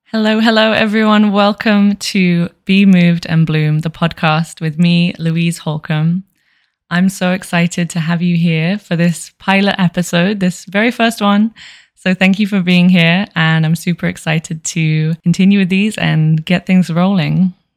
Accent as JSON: {"language": "English", "region": "London", "country": "United Kingdom", "moved": "as an adult", "lives_now": "Las Vegas, United States", "said": "I'm from Southeast London and I currently live in Las Vegas, Nevada, USA"}